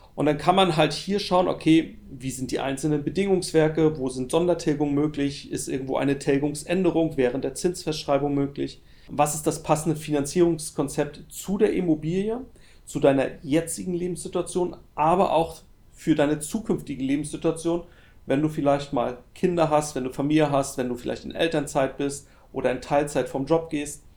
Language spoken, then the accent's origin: German; Germany; bei uns in Deutschland